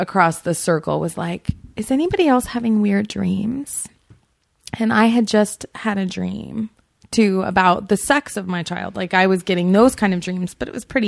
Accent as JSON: {"language": "English", "town": "Portland", "region": "Oregon", "country": "United States", "tie": "born or raised there", "also_born_or_lived": "Seattle, Washington", "said": "half my life in Seattle and half my life in Portland"}